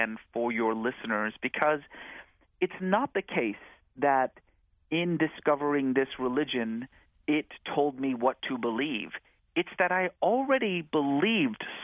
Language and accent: English; California, United States; also born or lived in Iran; we settled in the United States. And growing up in California in the 1980s